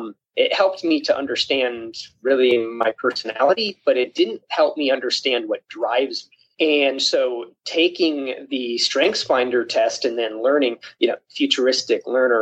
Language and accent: English; Springfield, Missouri, United States; I am from Springfield, Missouri.